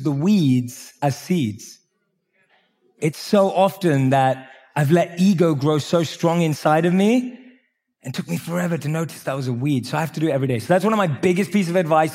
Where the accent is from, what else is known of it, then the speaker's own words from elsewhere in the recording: London, United Kingdom; I grew up in London.